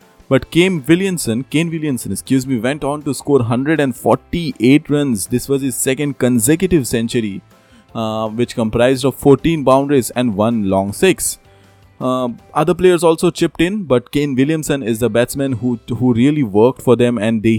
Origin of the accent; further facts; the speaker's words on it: India; As an Indian fan, India winning this match.